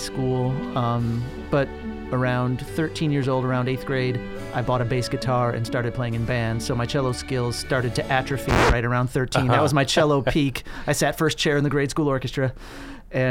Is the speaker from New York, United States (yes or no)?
no; Waukegan, Illinois, United States; I was born and raised in Waukegan, Illinois, which is an industrial city on Lake Michigan